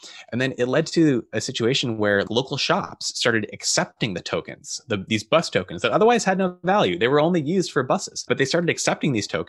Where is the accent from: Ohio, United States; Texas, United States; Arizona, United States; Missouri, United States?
Arizona, United States; Phoenix; So I grew up in Phoenix in Arizona, and the outdoors are uncomfortable there to say the least.